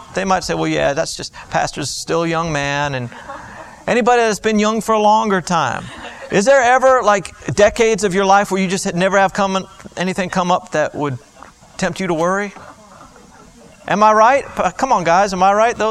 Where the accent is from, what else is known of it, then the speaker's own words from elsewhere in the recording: Florida, United States; I grew up in Florida and all our trees were palm trees